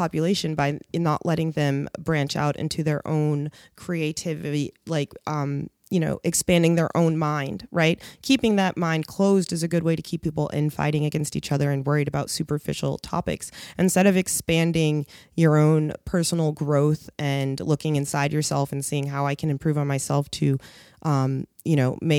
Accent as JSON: {"language": "English", "town": "Seattle", "region": "Washington", "country": "United States", "said": "I'm from Seattle originally."}